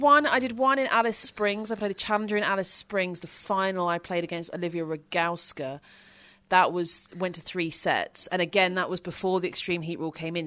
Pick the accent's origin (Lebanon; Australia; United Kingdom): United Kingdom; being British